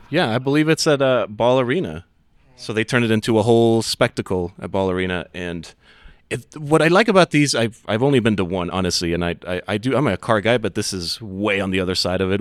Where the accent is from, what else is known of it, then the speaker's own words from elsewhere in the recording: Ciudad Juarez, Chihuahua, Mexico; now in Denver, United States; I'm from Ciudad Juarez, which is just outside of the area that was seeded, uh, so it, it remained Mexico